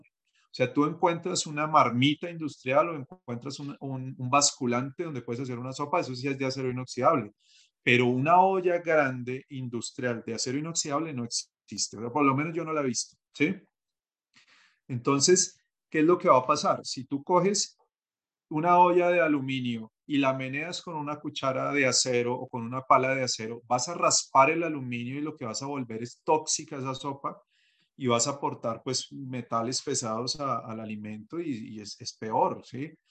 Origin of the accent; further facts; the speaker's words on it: Bogotá, Colombia; yo soy bogotano